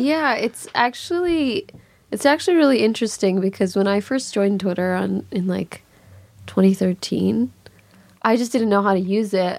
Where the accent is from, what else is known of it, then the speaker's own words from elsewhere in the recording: Chicago, Illinois, United States; moved away; also born or lived in Los Angeles; it was hard growing up in Chicago